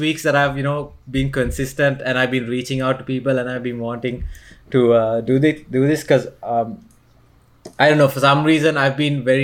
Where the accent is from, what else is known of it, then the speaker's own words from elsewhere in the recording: Sri Lanka; I was born to a Sri Lankan family, I was born in Sri Lanka